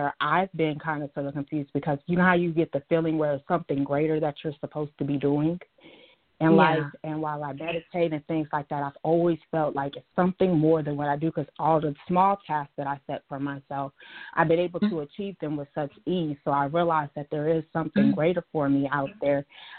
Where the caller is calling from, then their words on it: Dallas, Texas, United States; From Dallas, Texas.